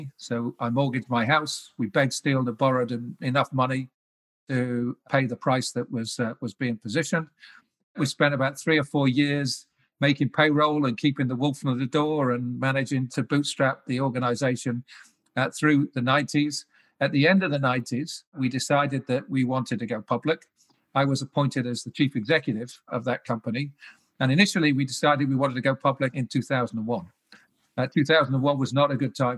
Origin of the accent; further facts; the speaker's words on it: the Wirral, just outside of Liverpool, North West England, United Kingdom; moved away as an adult; also born or lived in Cardiff / London; I was born on the Wirral in the UK, just outside of Liverpool, across the River Mersey.